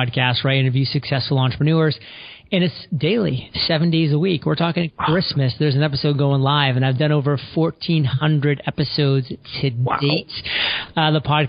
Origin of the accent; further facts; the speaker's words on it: southern Maine, United States; I grew up in the state of Maine, on the southern side of Maine, so pretty close to the New Hampshire and Massachusetts border